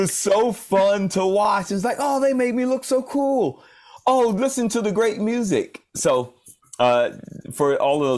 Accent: Atlanta, Georgia, United States; now in California, United States; I'm from south of Atlanta. I was born proper in Atlanta

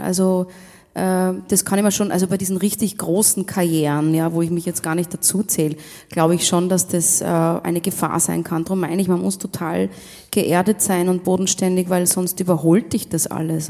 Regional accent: Rum, Tyrol, Austria; Aus Rum. Aus Rum in Tirol, ja, das heißt echt so. Bin ich geboren in Rum

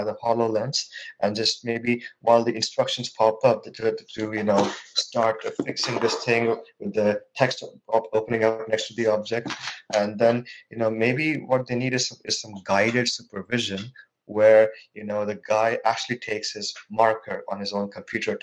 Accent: India; moved away as an adult; now in Norway; I'm from India. I was born in India. I moved to Norway about 3 or 4 years ago

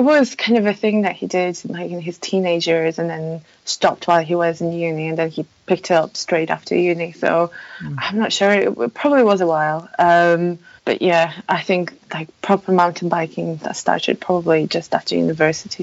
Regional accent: Poland; English is a second language; moved away; I, I ah. come come originally from Poland, so um, please forgive me for any mispronunciations or uh, bad English grammar, um, because that's uh, that's not my native language.

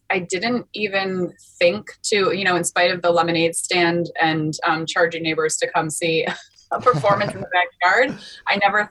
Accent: Longmeadow, Massachusetts, United States; also born or lived in New England; I grew up mostly in a town called Longmeadow in Western Massachusetts

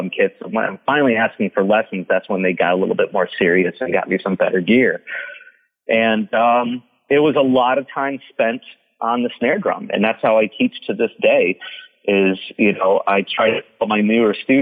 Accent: Carleton, Michigan, United States; moved away as an adult; now in Los Angeles, United States; I was born and raised in Southeast Michigan. Carlton was the small town

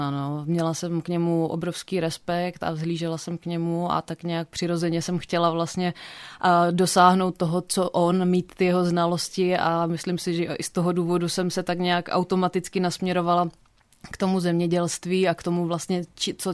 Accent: Opava, Moravian-Silesian Region, Czechia; now in Olomouc, Czech Republic; pocházím původně z Opavy.

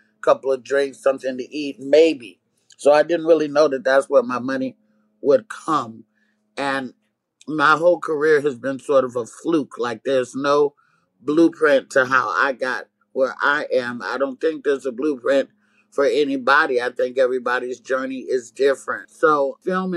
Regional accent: Oakland, California, United States; also born or lived in Arkansas; I was raised away from my brothers and sisters in California, specifically in the Oakland Bay Area

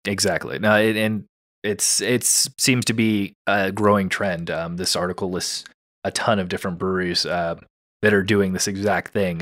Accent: California, United States; as a Californian

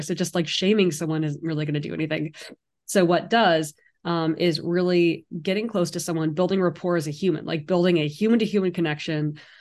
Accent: San Francisco Bay Area, California, United States; now in New York City, United States; I also grew up in the San Francisco Bay Area

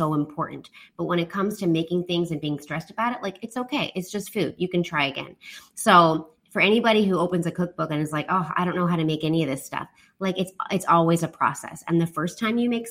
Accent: Canada; now in Taiwan; I'm from Canada.

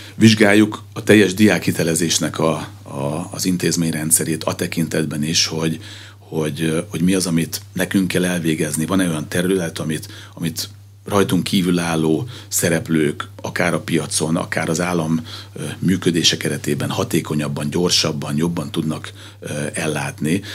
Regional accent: Pécs, Baranya, Hungary; Magam Pécsi vagyok

